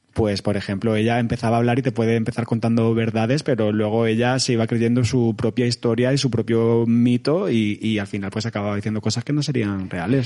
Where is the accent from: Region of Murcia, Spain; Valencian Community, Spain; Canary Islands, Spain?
Region of Murcia, Spain; Lorca; now in Madrid, Spain; haciendo retratos a la gente de mi pueblo y pintaba el castillo de Lorca todo el rato